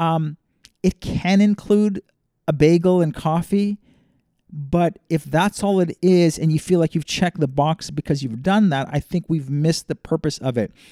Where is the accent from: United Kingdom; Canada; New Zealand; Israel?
Canada; Toronto, Ontario; moved away; grew up in a big city, though, so growing up in Toronto is a very much a urban, uh, cosmopolitan, global type city